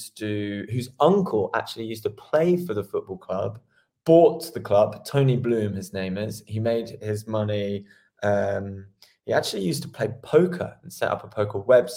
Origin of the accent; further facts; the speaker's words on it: Brighton, South East England, United Kingdom; I am from a town where, let's think about how long ago, 25 years ago, we had a stadium. So I'm from Brighton, but it's actually Brighton and Hove.